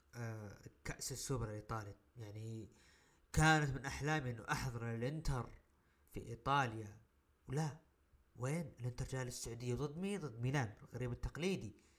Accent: Saudi Arabia; عندنا بالسعوديه

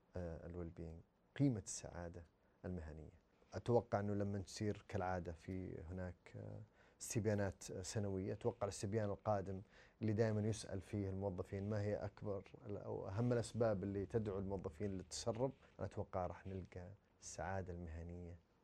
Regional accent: Saudi Arabia; احنا كسعوديين

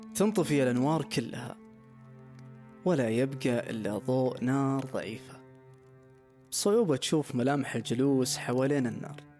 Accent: Saudi Arabia; كشتاتنا كسعوديين

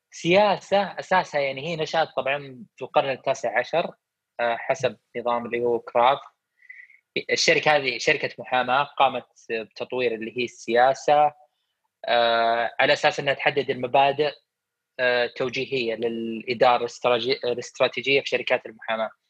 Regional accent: Saudi Arabia; ان مشكلتنا عندنا في السعوديه ان نخاف من الافكار الجديده

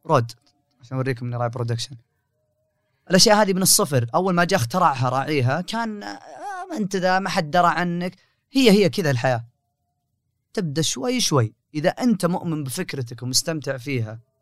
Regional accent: Riyadh, Riyadh Province, Saudi Arabia; انا من حكم اني من اهل الرياض وجالس في الرياض

